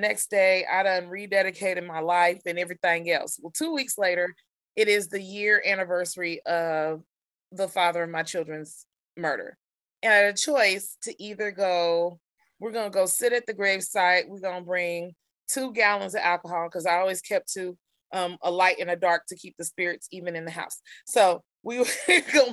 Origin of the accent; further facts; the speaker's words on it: Kansas City, Missouri, United States; Kansas City, Missouri. So I'm a native Kansas Cityan